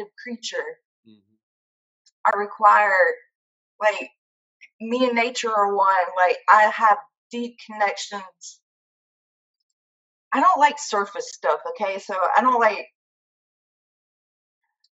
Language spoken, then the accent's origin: English; Hattiesburg, Mississippi, United States; I grew up in South Mississippi